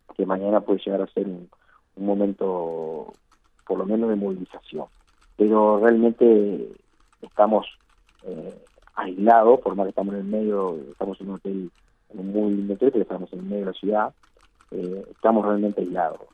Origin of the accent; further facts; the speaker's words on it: Uruguay; somos los uruguayos